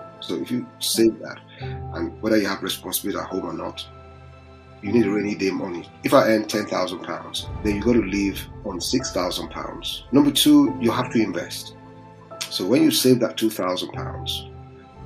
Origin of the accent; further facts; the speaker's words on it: Lagos, Nigeria; moved away as an adult; also born or lived in Ife, Nigeria; now in United Kingdom; And I was born in Lagos, I suspect it was 57 years ago by June. Yeah, quite a while ago. Yeah. And I grew up in Lagos.